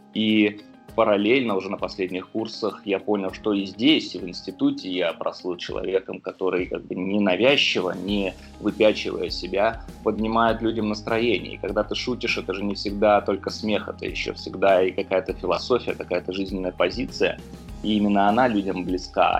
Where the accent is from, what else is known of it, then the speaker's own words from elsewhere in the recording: Moscow, Russia; я сам из Южного Бутова